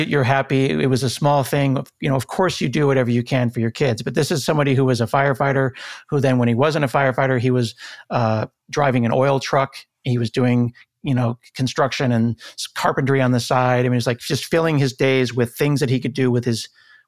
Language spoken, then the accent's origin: English; Portland, Oregon, United States; I grew up in Northeast Portland in a very middle-class, lower-middle-class, blue-collar community.